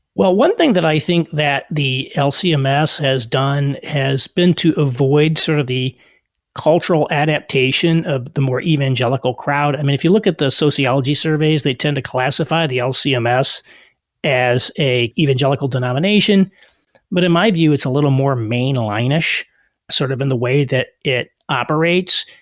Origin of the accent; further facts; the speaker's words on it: rural Southern Indiana, United States; moved away; also born or lived in New York / Chicago; I also grew up in rural Southern Indiana